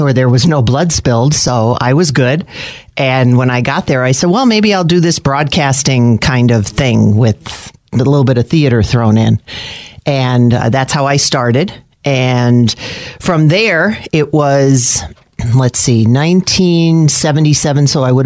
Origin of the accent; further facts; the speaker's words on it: Scranton, Pennsylvania, United States; I grew up in Manuka